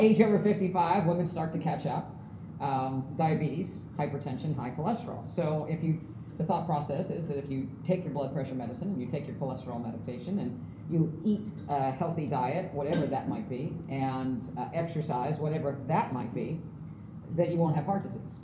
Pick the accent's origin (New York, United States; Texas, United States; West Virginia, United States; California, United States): West Virginia, United States; moved away; I'm from West Virginia